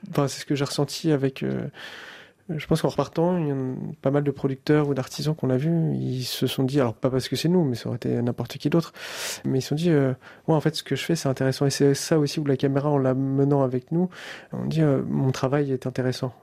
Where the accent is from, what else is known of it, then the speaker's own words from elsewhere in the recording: France; On est français